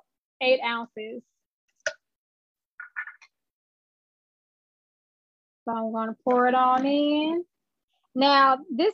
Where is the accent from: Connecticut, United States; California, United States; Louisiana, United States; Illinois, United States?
Illinois, United States; Chicago; I'm born and raised in Chicago